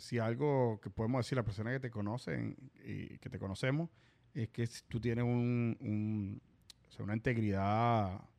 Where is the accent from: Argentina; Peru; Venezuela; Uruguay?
Venezuela; moved away as an adult; also born or lived in Dublin / Mississippi; now in Miami, United States; nosotros los venezolanos